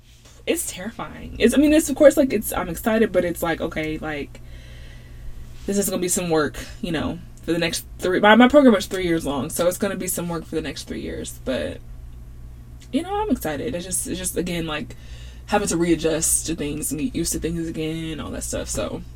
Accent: Louisiana, United States; born there; So I was born in Louisiana, so the whole Cajun thing, I love that.

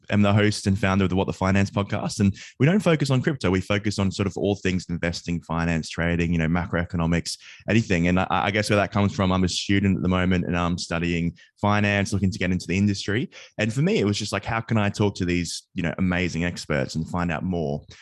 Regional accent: Australia; now in United Kingdom; So I'm from Australia, but I moved to the UK, and I was just at college uh, early on, and a friend introduced me to crypto.

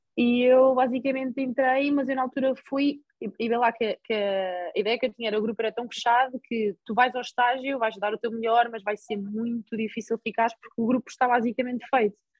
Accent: Porto, Norte, Portugal; moved away as an adult; now in Spain; eu sempre vivi com os meus pais, sempre estive na minha cidade natal

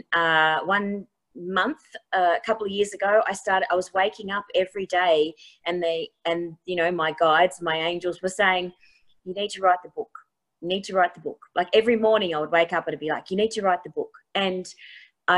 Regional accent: Tasmania, Australia; moved away; I've traveled around the world, you know, that I came from Tasmania

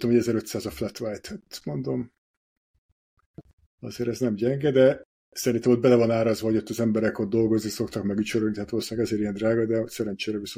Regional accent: Hungary; now in Budapest, Hungary; így mind a ketten vidékről származunk, felkerültük Budapestre, és semmi bajunk nincs a vidékiekkel

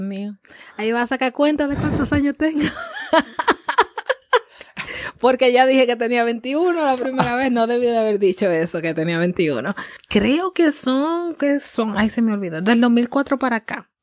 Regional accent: Dominican Republic; now in United States; soy dominicana, eh, llevo muchos años ya en Estados Unidos, así que llevo un tiempo ya viviendo fuera de, República Dominicana, pero mis raíces son dominicanas y amo mi país

